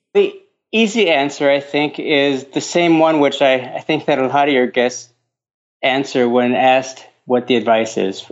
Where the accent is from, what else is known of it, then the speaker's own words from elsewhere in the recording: Minnesota, United States; moved away as an adult; also born or lived in Finland; now in Denmark; I grew up in Minnesota